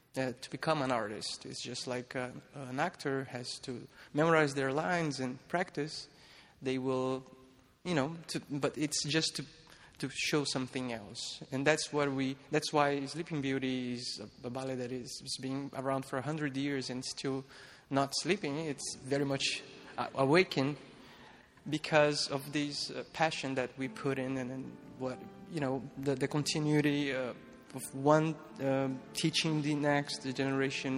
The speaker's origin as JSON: {"language": "English", "town": "Petrópolis", "region": "Rio de Janeiro", "country": "Brazil", "tie": "born or raised there", "moved": "yes", "said": "I was raised in Petropolis. Petropolis is a small city uh, around Rio de Janeiro in Brazil"}